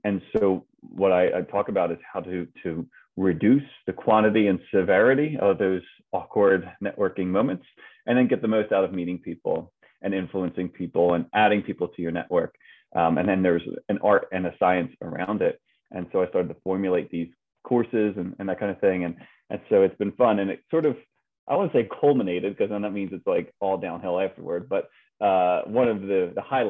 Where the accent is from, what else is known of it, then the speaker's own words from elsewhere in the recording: Philadelphia, Pennsylvania, United States; Born and raised in Philadelphia